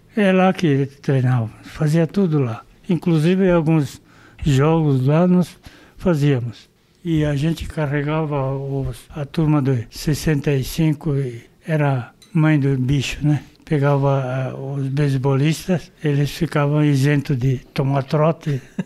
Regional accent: São Paulo, Brazil; Nasci em Pirituba

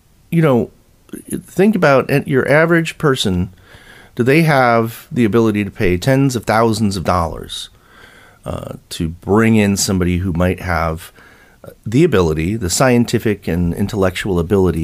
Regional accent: United States; as American citizens

